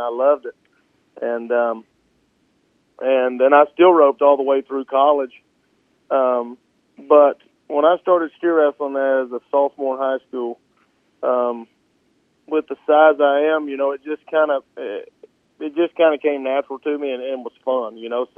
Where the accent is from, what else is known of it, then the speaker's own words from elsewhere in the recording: West Point, Mississippi, United States; moved away as an adult; now in Byhalia, United States; I'm originally from West Point, so about 2 hours southeast of here, just about 45 minutes south of Tupelo. And I grew up there